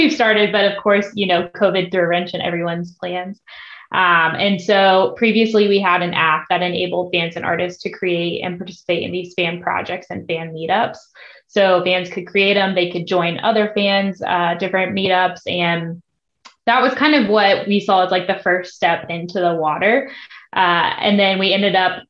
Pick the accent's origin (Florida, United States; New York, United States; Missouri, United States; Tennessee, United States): Tennessee, United States; Nashville; I grew up in Nashville, always surrounded by music